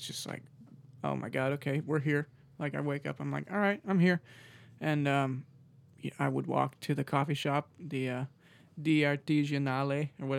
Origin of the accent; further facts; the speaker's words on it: United States; Like, here I am, English. Like, cater to me because I'm from America.